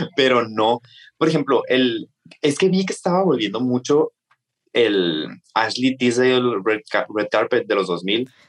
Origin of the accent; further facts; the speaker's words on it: Hermosillo, Sonora, Mexico; soy de Hermosillo, Sonora